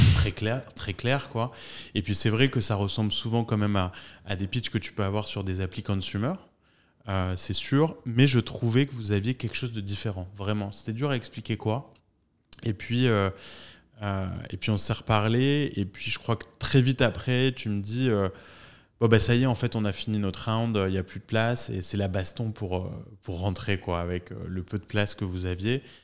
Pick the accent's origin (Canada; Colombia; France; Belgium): France; nous les Français